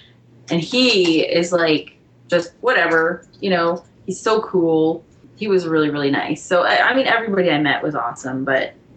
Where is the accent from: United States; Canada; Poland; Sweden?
Canada; as a Canadian